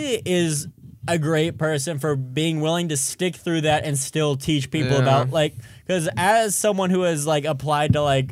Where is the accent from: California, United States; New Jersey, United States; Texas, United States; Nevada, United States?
Texas, United States; Arlington; born there; accent: southern; Because I was born in Texas, for those who don't know. I was born in Arlington, Texas. That explains my southern accent.